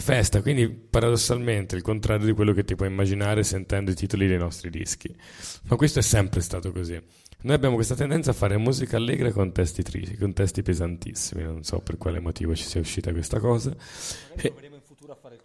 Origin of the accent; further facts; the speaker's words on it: Tuscany, Italy; siamo toscani